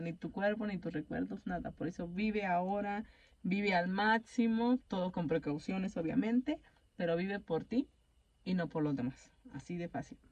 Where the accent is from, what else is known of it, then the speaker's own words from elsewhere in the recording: Mexico; no somos japoneses, somos mexicanos